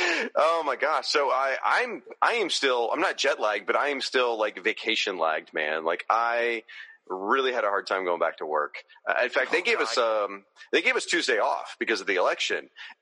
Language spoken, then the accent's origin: English; Tallahassee, Florida, United States; my hometown, just Tallahassee, Florida